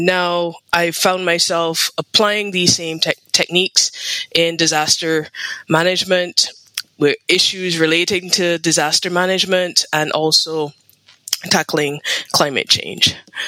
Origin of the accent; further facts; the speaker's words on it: Barbados; I'm from Barbados, and I've always had a love of geography growing up.